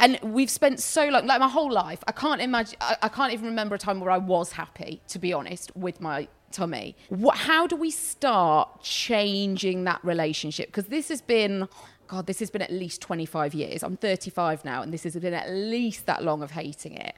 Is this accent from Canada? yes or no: no; United Kingdom